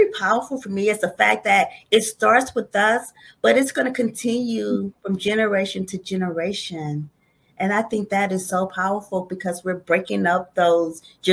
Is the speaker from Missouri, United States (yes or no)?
yes; St. Louis, Missouri, United States; moved away; Originally, I'm from St. Louis, Missouri